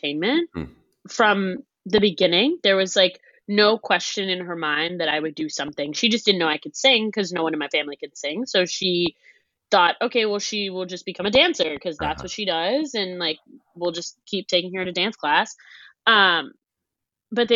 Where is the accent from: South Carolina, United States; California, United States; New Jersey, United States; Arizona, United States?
New Jersey, United States; I grew up in New Jersey, so it's not like I was far from Broadway